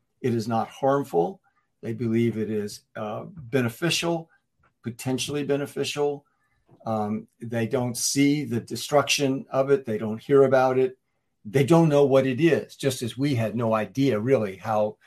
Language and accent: English; North Carolina, United States; growing up in North Carolina, where the tobacco industry is so powerful and so prevalent back then